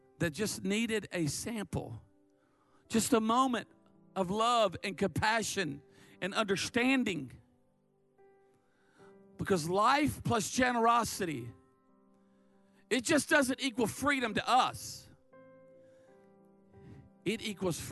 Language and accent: English; Myrtle Beach, South Carolina, United States; I'm from Dirty Myrtle.